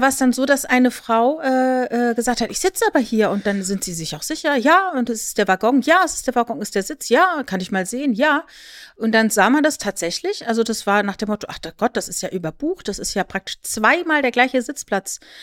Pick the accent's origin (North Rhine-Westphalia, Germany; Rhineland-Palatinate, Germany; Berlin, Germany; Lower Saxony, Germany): Rhineland-Palatinate, Germany; Ich bin ja in der Südpfalz groß geworden und bin in meinem Jugendzentrum Wörth Freitagabends ausgegangen